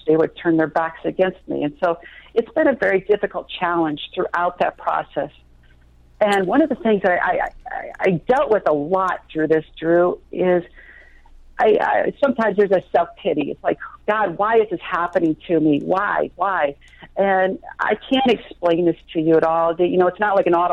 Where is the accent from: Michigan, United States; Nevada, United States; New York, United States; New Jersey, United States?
Michigan, United States; Traverse City; the church that I grew up in Traverse City